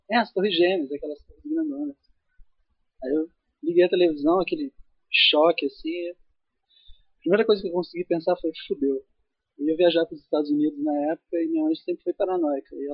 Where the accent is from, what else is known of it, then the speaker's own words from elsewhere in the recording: Minas Gerais, Brazil; accent: Minas; vocês têm sotaque e tal, de Minas e tal, mas agora tem uma de São Paulo aqui.